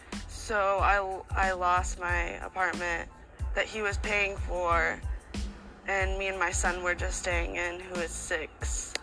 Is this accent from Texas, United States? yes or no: no; Washington, United States; now in Arizona, United States; Washington State.